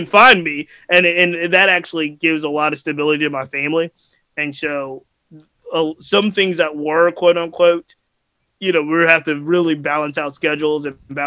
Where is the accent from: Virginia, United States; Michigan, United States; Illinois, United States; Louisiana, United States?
Virginia, United States; Glen Allen; I grew up in the West City, Henrico and Glen Allen, and I went to Henrico County West End schools.